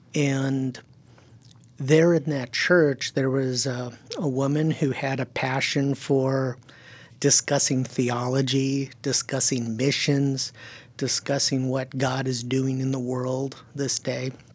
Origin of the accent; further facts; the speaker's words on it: California, United States; first language German; English is a second language; also born or lived in Silicon Valley; he came back to California with his German bride. And I was born about a year later.